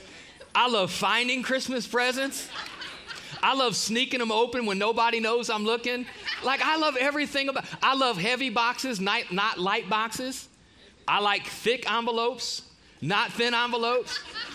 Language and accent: English; Ohio, United States; moved away; We typically get to go north back. I'm from Ohio. Typically get to go home for the holidays